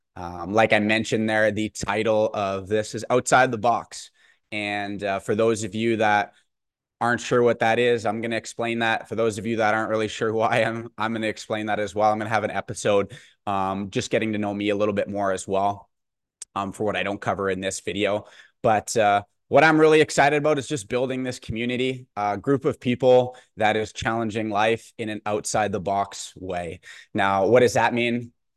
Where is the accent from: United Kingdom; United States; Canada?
Canada; Bonnyville, Alberta; whether you know me personally from maybe where I grew up in Bonneville or out at school at St. FX